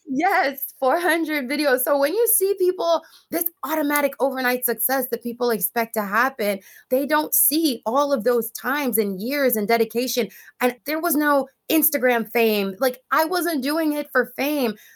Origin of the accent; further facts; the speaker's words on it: Jamaica; moved away; when I was growing up in Jamaica